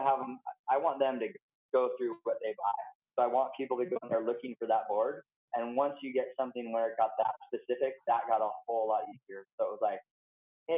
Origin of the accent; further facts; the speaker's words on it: Santa Barbara, California, United States; I'm California. Like, I don't even, I grew up in Santa Barbara. Like, I'm from California, 100%.